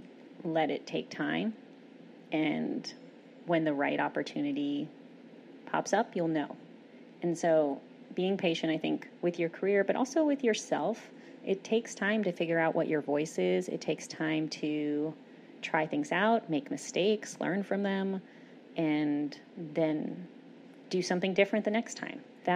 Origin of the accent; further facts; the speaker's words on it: Austin, Texas, United States; when I was doing a show and telling people that I was from Austin, you know, you tell people you're from Austin and they just smile